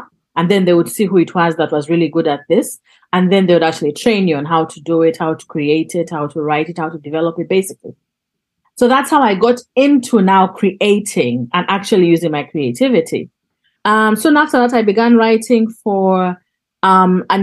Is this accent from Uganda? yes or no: yes; Northern Uganda, Uganda; moved away; also born or lived in Kampala; I'm from Northern Uganda. And I was exiled within my country because we couldn't travel up north because of the war